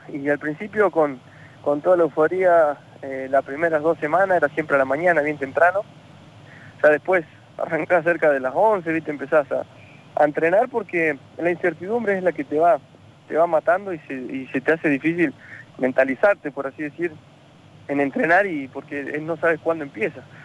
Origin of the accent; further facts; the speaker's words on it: La Pampa, Argentina; moved away as an adult; also born or lived in Italy; estoy en, mi pueblo acá en La Pampa